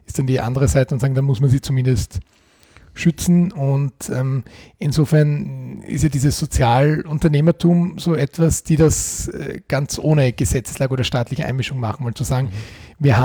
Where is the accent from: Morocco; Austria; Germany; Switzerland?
Austria; Eastern Austria; da gibt es bei uns im Osten Österreichs den Begriff Vereinsmeierei